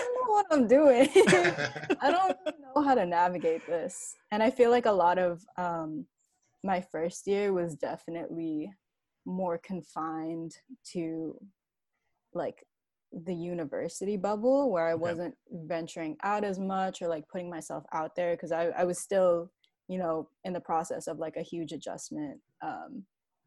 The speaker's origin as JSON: {"language": "English", "region": "New Jersey", "country": "United States", "tie": "born or raised there", "also_born_or_lived": "Brooklyn, New York", "moved": "as an adult", "said": "I was born in Brooklyn in New York, but then I mostly grew up in New Jersey. That's where I went to like middle school and high school and everything."}